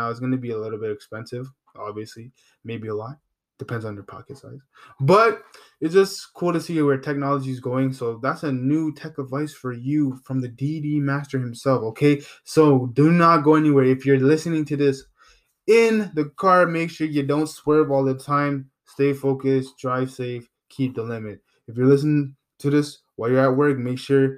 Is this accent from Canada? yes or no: yes; Canada; I'm from Canada, and I'm not from the States